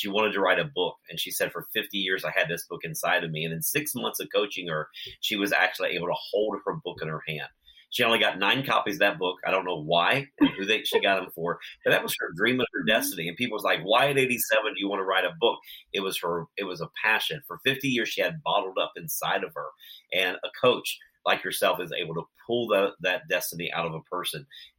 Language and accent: English; Ohio, United States; I'm also from Ohio.